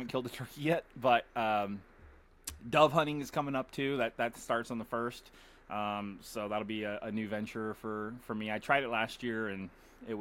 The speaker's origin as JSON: {"language": "English", "town": "Las Vegas", "region": "Nevada", "country": "United States", "tie": "born or raised there", "moved": "as an adult", "lives_now": "Oregon, United States", "said": "when we grew up in Vegas, it was a different city than it is now."}